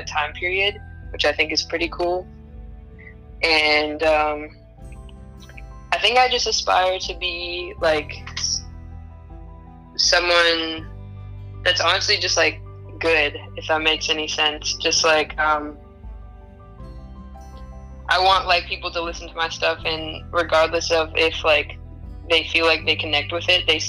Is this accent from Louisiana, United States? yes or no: no; Oakland, California, United States; I'm from Oakland, California